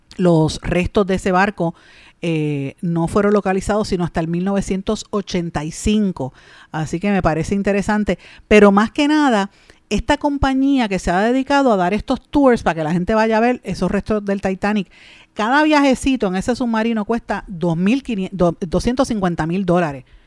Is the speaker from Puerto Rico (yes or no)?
yes; Puerto Rico; nuestro país, aquí en Puerto Rico